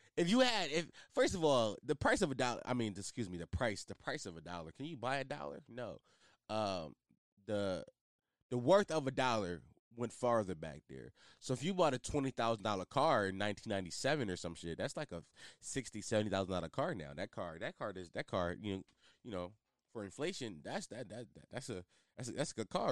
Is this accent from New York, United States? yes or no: no; Philadelphia, Pennsylvania, United States; especially in my city, I'm from Philly.